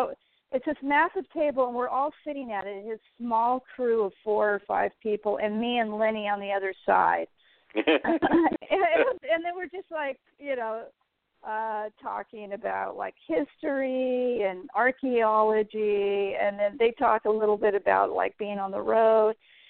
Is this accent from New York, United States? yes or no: no; California, United States; also born or lived in Los Angeles, United States; Well, I was born in Los Angeles, and my parents moved us around California every 3 or 4 years.